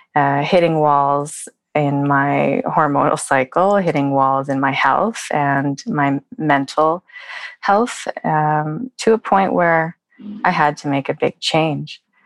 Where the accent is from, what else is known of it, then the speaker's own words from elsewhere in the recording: Vancouver, British Columbia, Canada; moved away as an adult; now in Oslo, Norway; I'm originally from Vancouver, Canada, and my family is here